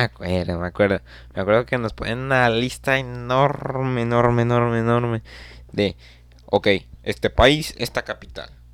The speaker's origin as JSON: {"language": "Spanish", "region": "Nuevo León", "country": "Mexico", "said": "soy de Nuevo León"}